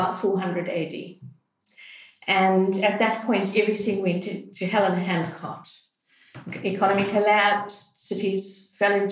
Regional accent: South Africa; moved away; I can tell I'm foreign, I'm South African

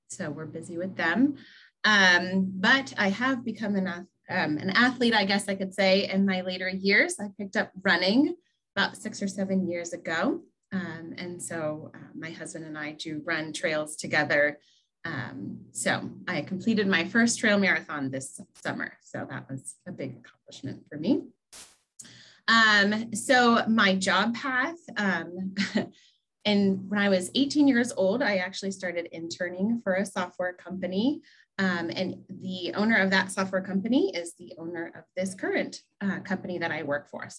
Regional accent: Upper Arlington, Ohio, United States; I actually grew up in the suburb of Columbus, Upper Arlington, which is just down the street from Ohio State University

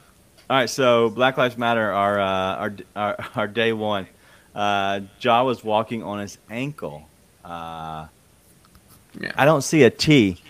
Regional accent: Fraser, Michigan, United States; I grew up in Fraser, man.

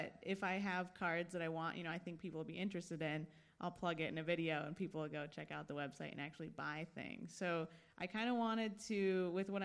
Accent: Michigan, United States; moved away as an adult; also born or lived in San Diego, California / New York / Chicago; now in Los Angeles, United States; I was born in San Diego. And when I was about 3 years old, I moved to Michigan. I grew up in Michigan, so in like the suburbs, probably about an hour from Detroit.

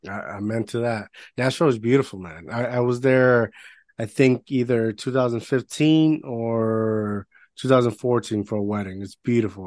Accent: Puerto Rico; I grew up in Puerto Rico

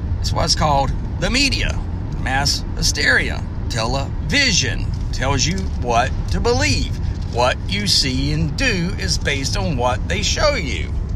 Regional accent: the South, United States; Now, I'm from the South. I love my Southern heritage.

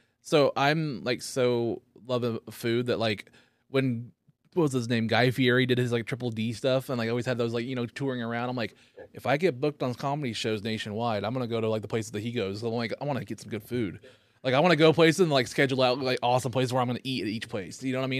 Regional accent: the South, United States; especially, you know, growing up in the South, yes, especially that, hear those little things, is just, it's amazing.

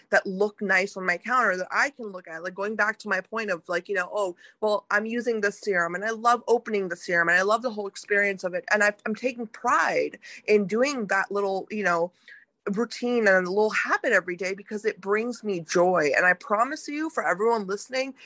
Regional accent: United States; I grew up in America, I was raised here, you know, in the United States

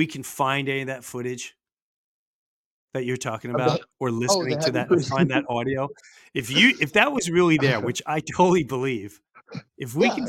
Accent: New York, United States; I'm from the East Coast

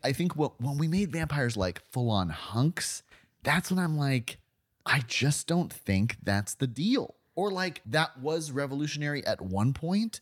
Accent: Florida, United States; I'm from Florida

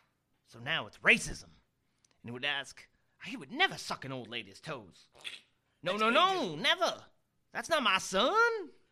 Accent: Bradenton, Florida, United States; That was the one in Bradenton, Florida. That was the one that we went on in my hometown.

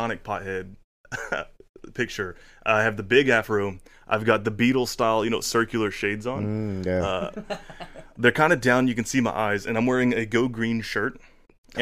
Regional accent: Chatsworth, Georgia, United States; also born or lived in Dalton, Georgia; I grew up born in Dalton. Lived here till I was about eight. My mom moved us over to Chatsworth. So I actually graduated from Murray County

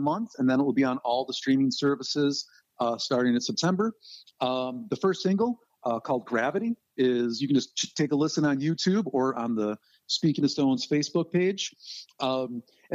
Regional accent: Rochester, New York, United States; now in Southern Ohio, United States; grew up in my hometown of Rochester, New York.

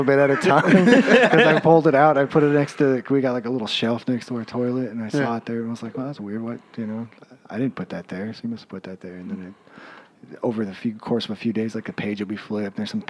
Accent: Idaho, United States; Like, I grew up in Idaho.

